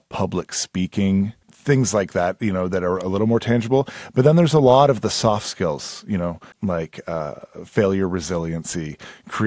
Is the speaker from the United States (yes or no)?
no; Edmonton, Alberta, Canada; moved away; Growing up in Edmonton, I was in high school.